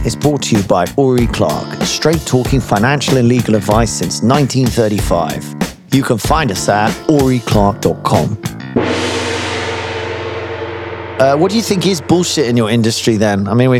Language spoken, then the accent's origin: English; United Kingdom; as Brits generally